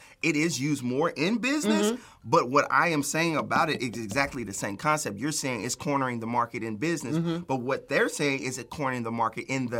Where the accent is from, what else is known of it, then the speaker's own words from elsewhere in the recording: Chicago, Illinois, United States; I'm from Chicago. I went to public school.